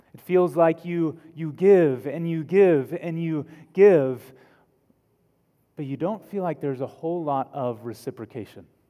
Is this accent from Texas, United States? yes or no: yes; Texas, United States; accent: Texan; my native language of Texan